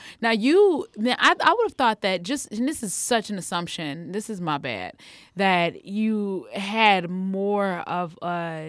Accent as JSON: {"language": "English", "town": "Harvey", "region": "Illinois", "country": "United States", "tie": "born or raised there", "said": "You know, I was raised in Harvey, Illinois."}